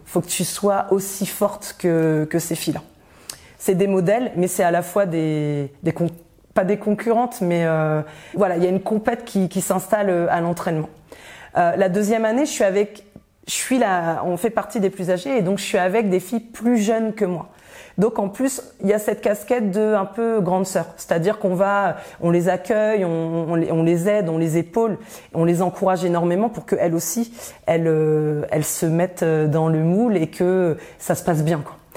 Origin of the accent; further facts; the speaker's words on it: Rouen, Normandy, France; also born or lived in Côte d'Ivoire; à 6 ans, en fait, mes parents ont décidé de rentrer en France, euh, en Normandie. Et donc j'ai euh, poursuivi mon enfance à Rouen